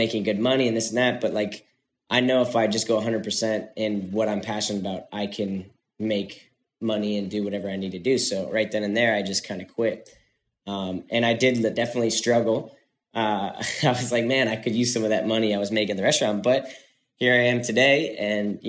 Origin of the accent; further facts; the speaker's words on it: Florida, United States; now in California, United States; I was in Florida, I grew up in Florida